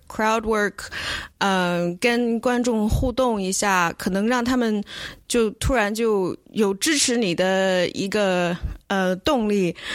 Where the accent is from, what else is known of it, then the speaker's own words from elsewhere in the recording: China; moved away; 因为我是中国人